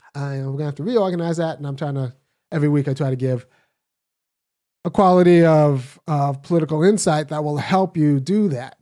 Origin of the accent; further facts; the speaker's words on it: California, United States; moved away as an adult; now in Athens, Georgia, United States; I was born in California, raised in California.